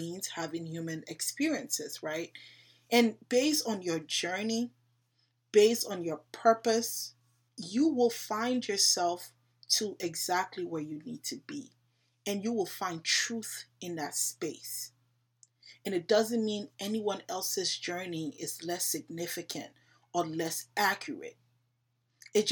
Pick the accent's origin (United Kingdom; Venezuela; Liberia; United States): Liberia; I'm African. I'm from Liberia